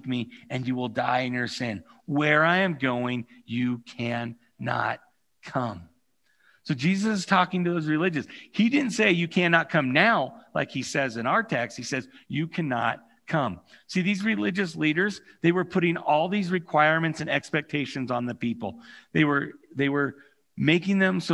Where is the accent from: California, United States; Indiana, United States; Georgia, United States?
California, United States; moved away; I have the unique experience of growing up in California